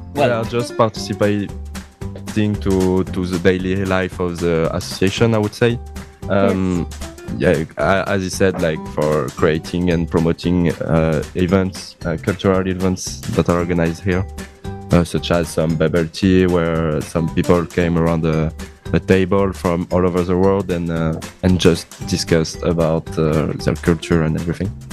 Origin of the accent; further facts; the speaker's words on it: Toulouse, Occitania, France; English is a second language; moved away as an adult; now in Cosenza, Italy; I'm coming from uh, Tolosa, uh, it's a big